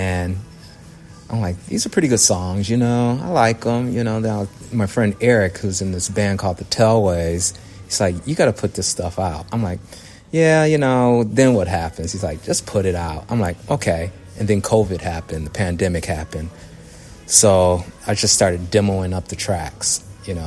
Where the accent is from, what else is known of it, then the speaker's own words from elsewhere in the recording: Detroit, Michigan, United States; Grew up, born and raised in Detroit, raised on soul music from my mom, my dad